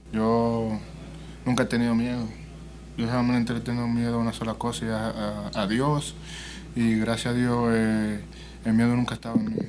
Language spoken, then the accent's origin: Spanish; Dominican Republic; moved away; uno viene de, de un barrio allá, que tú sabes, y un, un pueblo